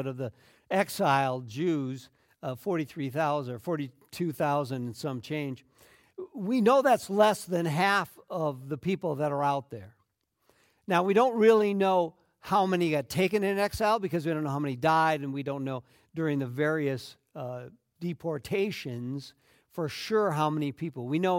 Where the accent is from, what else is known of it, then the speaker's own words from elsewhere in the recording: Minnesota, United States; And my parents' relocation stamped on me being a Minnesotan. Now, I lived all over the place because of different jobs, but at the end of the day, Minnesota was always home and has been for the last 20 years.